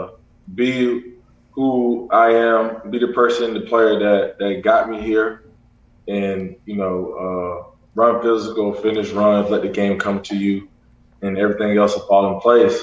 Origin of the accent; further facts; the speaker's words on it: Florida, United States; I'm from Florida